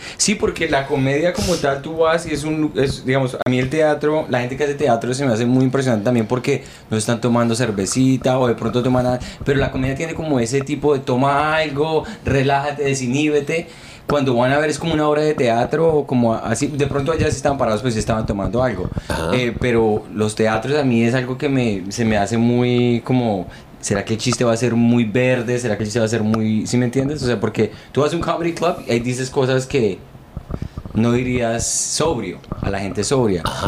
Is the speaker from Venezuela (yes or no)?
no; Bogotá, Colombia; moved away; dice Bogotá, Colombia